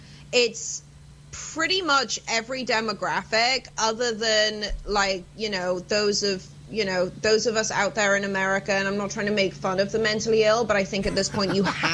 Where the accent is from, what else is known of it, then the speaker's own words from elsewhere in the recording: United Kingdom; I'm sat at a bar, obviously, because I'm British. We just migrate towards bars.